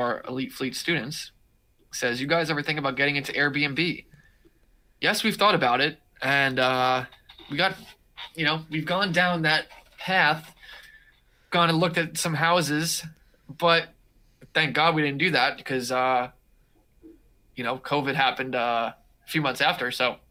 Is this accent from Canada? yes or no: no; India; I'm from India and I want to get started.